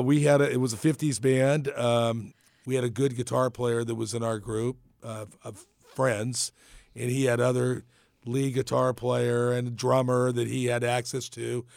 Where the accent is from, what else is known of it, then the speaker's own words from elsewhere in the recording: Napa, California, United States; I was born in Napa, born and raised in Napa